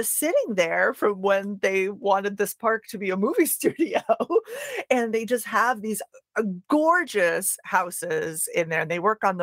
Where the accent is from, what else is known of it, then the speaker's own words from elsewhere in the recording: New England, United States; moved away; I'm from New England originally.